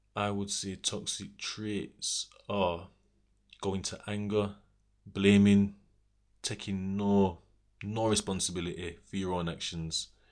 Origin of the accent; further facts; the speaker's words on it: Sheffield, Yorkshire and the Humber, United Kingdom; I'm from Sheffield